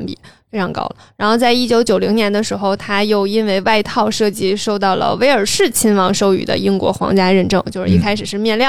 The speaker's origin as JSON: {"language": "Chinese", "region": "Northeast China", "country": "China", "said": "我们东北人说话都比较夸张。"}